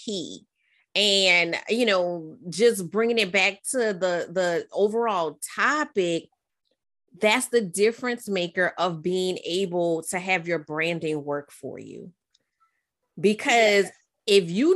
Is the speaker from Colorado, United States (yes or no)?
no; New Orleans, Louisiana, United States; we're both from New Orleans.